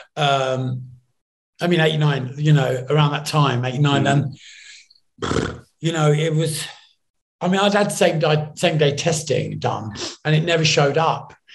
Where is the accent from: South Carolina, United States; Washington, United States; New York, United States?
New York, United States; growing up in New York